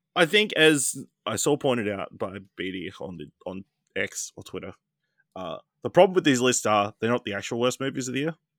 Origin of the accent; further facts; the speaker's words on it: Australia; as an Australian.